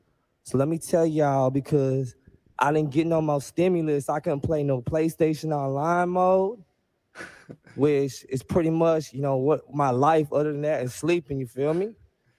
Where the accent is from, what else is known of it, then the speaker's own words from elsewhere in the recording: Oakland, California, United States; Just want to give a quick shout out to the Bay Area. I'm from East Oakland